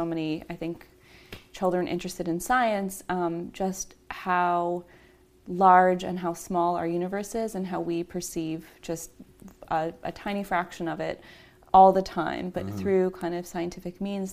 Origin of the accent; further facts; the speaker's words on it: Milwaukee, Wisconsin, United States; moved away as an adult; also born or lived in Massachusetts; now in California, United States; I grew up in Milwaukee, Wisconsin, so lots of beer, lots of brats